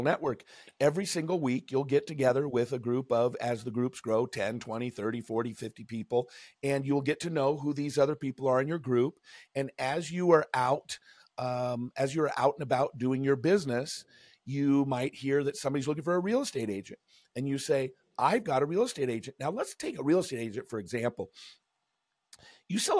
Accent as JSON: {"language": "English", "town": "Seattle", "region": "Washington", "country": "United States", "tie": "born or raised there", "said": "I grew up in Seattle"}